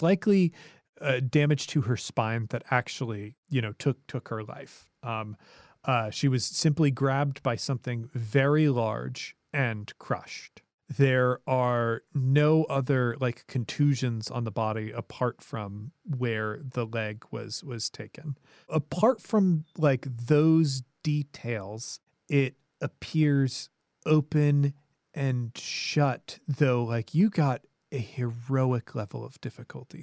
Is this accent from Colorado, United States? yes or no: yes; Colorado, United States; my home state of Colorado